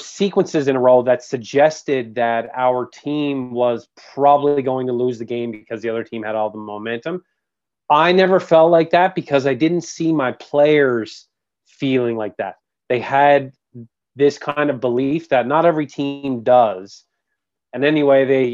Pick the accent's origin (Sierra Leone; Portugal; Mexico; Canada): Canada; St. John's, Newfoundland and Labrador; moved away as an adult; also born or lived in Canton / Ottawa / Kelowna; I was born and raised in St. John's, Newfoundland, on the east coast of Canada.